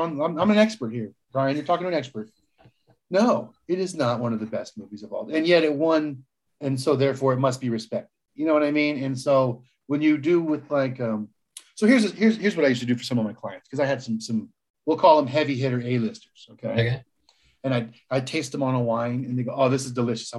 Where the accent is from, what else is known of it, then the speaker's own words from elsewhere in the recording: Palm Springs, California, United States; I grew up in Palm Springs, California